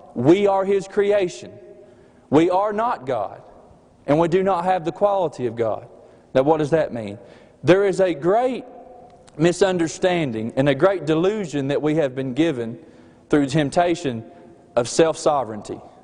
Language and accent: English; Alabama, United States; accent: slight accent; also born or lived in Cordova, Alabama; me and Mandy, we are from the state of Alabama